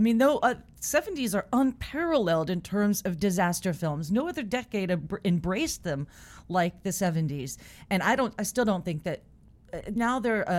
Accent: Southern California, United States; I'm from California and Southern California

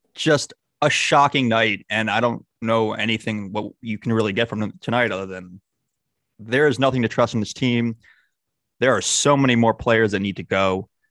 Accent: United States; we're very, we're American.

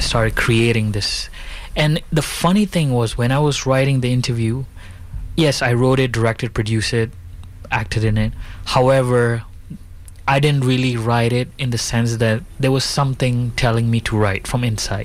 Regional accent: Bali, Indonesia; also born or lived in India; So, I was born in Indonesia. My parents are from India. I was born, I live in Bali

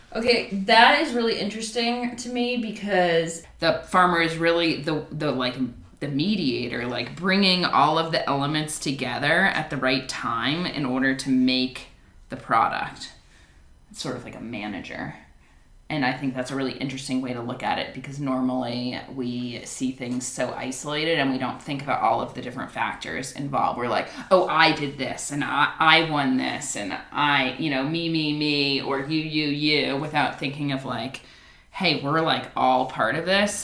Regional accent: New York, United States; now in Boulder, United States; I grew up in New York

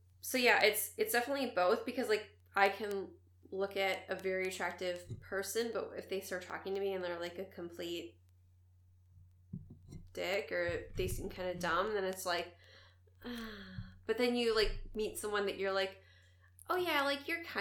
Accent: Wisconsin, United States; accent: Wisconsin; I, like, come from Wisconsin, and I've heard that I have an accent

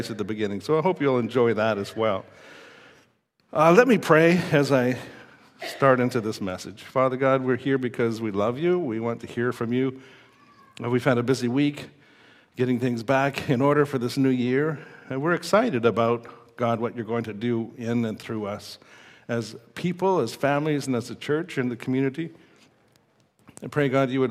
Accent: Saskatoon, Saskatchewan, Canada; growing up in Saskatoon

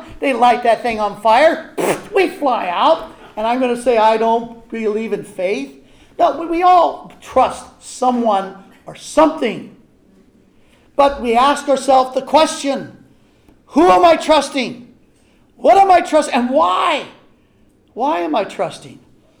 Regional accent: Missouri, United States; I don't believe in faith. I'm from Missouri. I got to see it.

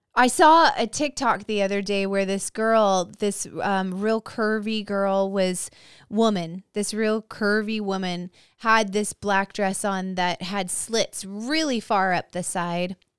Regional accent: Visalia, California, United States; born or raised there

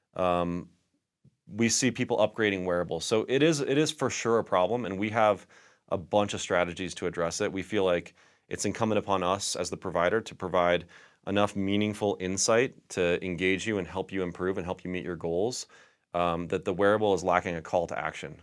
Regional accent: Aurora, Colorado, United States; I grew up in Southeast Aurora slash Denver

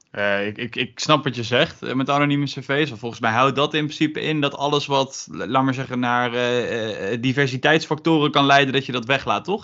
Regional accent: Gelderland, Netherlands; komend uit Gelderland

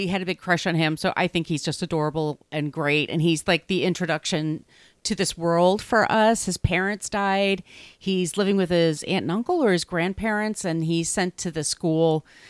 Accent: Long Island, New York, United States; also born or lived in Park Slope, Brooklyn; now in Brooklyn, United States; I grew up in Long Island, and everybody I knew was either Jewish or Catholic

